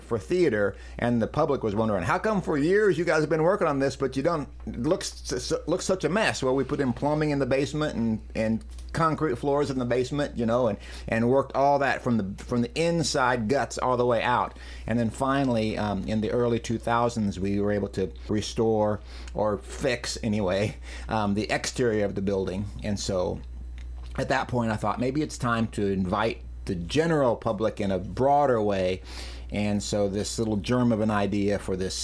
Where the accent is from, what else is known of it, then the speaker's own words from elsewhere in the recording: Macon, Missouri, United States; also born or lived in Lamoni, Iowa; I grew up in Macon. Most of my life has been there